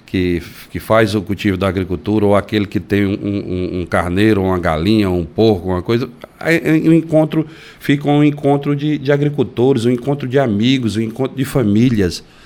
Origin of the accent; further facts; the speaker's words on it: Caucaia, Ceará, Brazil; da Calcaia, porque é a terra onde eu nasci, cresci, escolhi para viver